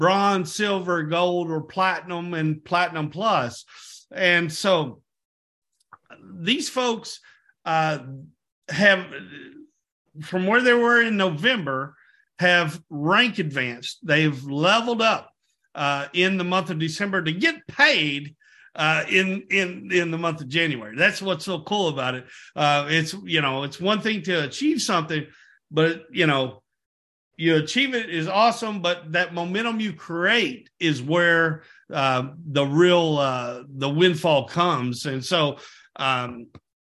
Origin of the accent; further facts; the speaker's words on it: Texas, United States; I was born in Texas myself.